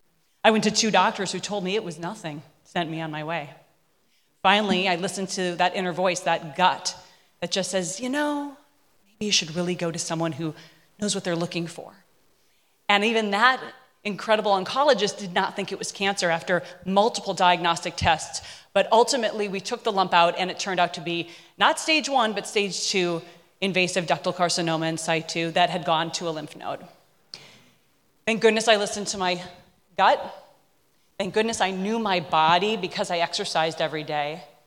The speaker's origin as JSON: {"language": "English", "region": "Minnesota", "country": "United States", "tie": "born or raised there", "said": "I grew up in Minnesota, land of cow. I mean, I ate everything from tongue to practically tail."}